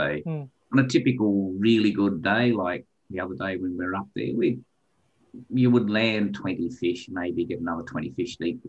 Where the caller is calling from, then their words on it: Hobart, Tasmania, Australia; we're calling from Hobart in Tasmania. Hobart's the capital city. So Tasmania is an island.